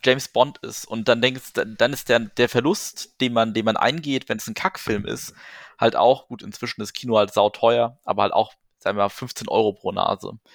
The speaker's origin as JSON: {"language": "German", "area": "Wetterau", "region": "Hesse", "country": "Germany", "said": "ich komme ja aus der Wetterau"}